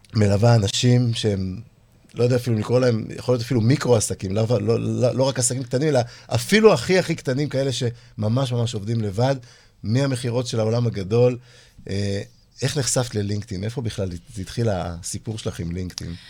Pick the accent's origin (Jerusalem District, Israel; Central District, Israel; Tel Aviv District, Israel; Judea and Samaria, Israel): Tel Aviv District, Israel; Holon; אני גדלתי בחולון